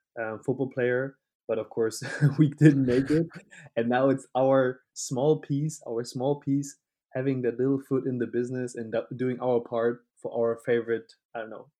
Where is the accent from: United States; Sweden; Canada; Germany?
Germany; Hanover, Lower Saxony; moved away as an adult; also born or lived in Leeuwarden, Netherlands / Madrid, Spain; now in Cologne, Germany; from Hanover, Northern Germany